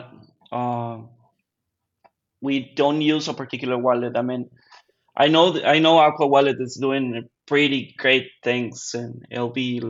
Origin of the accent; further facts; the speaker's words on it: Monterrey, Nuevo León, Mexico; moved away as an adult; now in Matamoros, Mexico; I'm from Monterrey, Mexico.